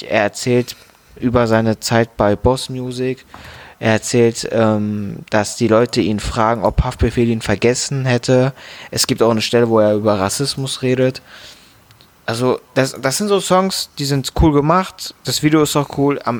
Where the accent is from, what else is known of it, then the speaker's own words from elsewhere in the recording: Frankfurt, Hesse, Germany; Als Frankfurter musste man sich den natürlich anhören.